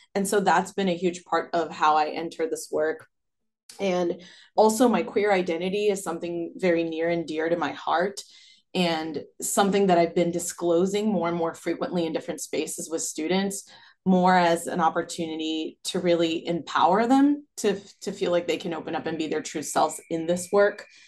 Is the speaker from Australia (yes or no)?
no; Brazil; now in United States; my growing up in Brazil and then living in the U S